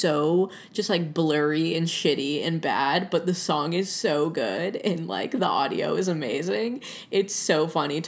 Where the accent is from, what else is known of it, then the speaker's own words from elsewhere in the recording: Atlanta, Georgia, United States; now in Los Angeles, United States; I'm from Atlanta